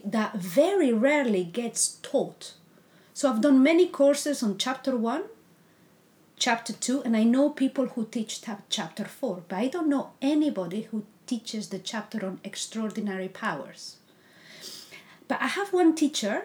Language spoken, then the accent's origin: English; Spain; English is a second language; moved away; I'm Spanish, so English is not my first language.